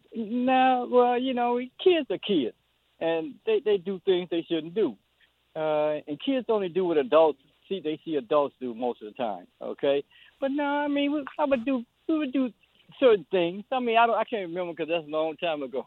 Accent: Louisiana, United States; now in Washington, D.C., United States; I'm, I'm from Louisiana, and I grew up in the fifties and sixties

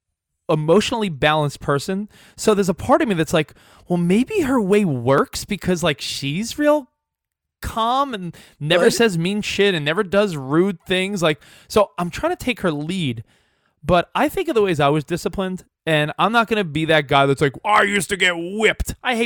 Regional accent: New York, United States; now in Los Angeles, United States; I live in LA now, but I grew up in New York with loud people, all my friends and family.

